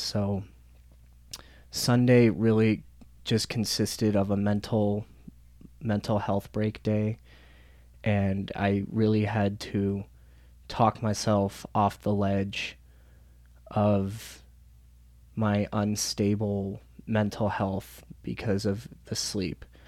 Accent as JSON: {"language": "English", "town": "Denver", "region": "Colorado", "country": "United States", "tie": "born or raised there", "said": "right here in my hometown"}